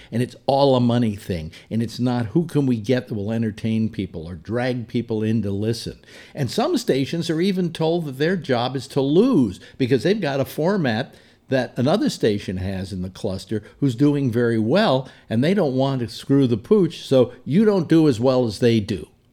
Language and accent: English; San Francisco, California, United States; my hometown, San Francisco.